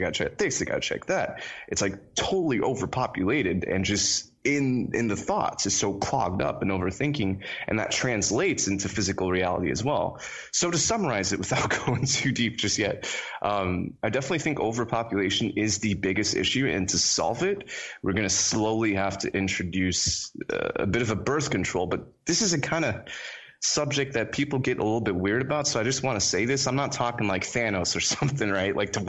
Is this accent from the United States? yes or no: yes; Florida, United States; accent: American; also born or lived in Trinidad; I was born in a country called Trinidad. Okay. This is in the Caribbean, and I was raised in Florida, which is why, you know, I sound American.